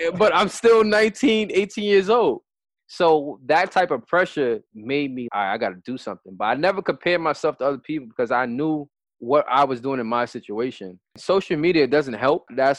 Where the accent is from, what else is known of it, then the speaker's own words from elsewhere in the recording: New York City, New York, United States; They ruined the game growing up in New York City. The culture is fashion and dressing nice.